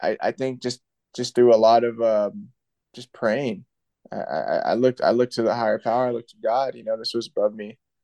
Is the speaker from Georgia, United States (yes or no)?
no; Santa Maria, California, United States; also born or lived in Paso Robles, California; Santa Maria, my hometown